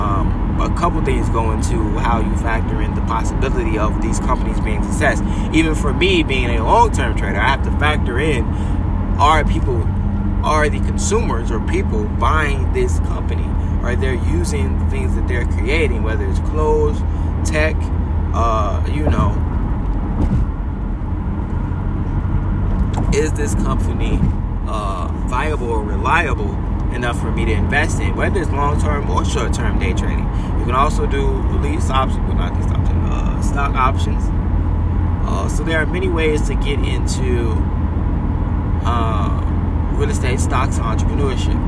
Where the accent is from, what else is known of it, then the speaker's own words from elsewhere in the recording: United States; I'm American or I'm Afro-American